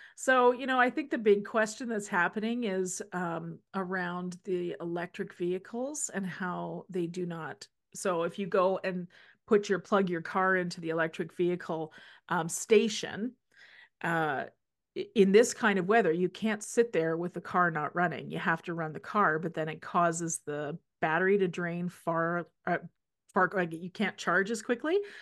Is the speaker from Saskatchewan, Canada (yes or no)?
yes; Saskatchewan, Canada; now in Alberta, Canada; we're both from Saskatchewan